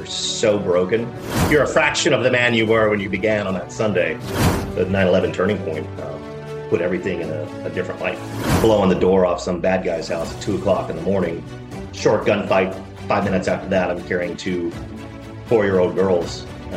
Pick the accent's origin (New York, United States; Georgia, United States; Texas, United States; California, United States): Texas, United States; Dallas; I grew up in Dallas, Texas